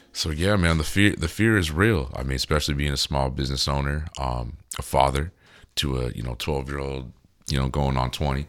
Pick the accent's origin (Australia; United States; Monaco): United States; We're American